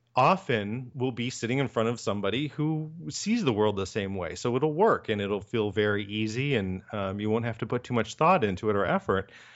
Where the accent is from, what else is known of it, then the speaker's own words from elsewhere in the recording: Michigan, United States; also born or lived in Ohio; now in Chicago, United States; I'm from Michigan and went to school in Ohio and moved to Chicago in nineteen ninety-nine